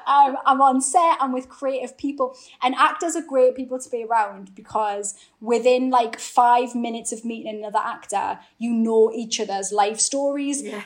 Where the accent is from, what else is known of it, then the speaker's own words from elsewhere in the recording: Newcastle upon Tyne, North East England, United Kingdom; accent: Geordie; my Geordie accent